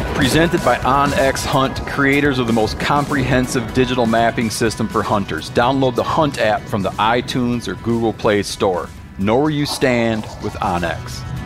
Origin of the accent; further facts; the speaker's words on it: Michigan, United States; I grew up in Michigan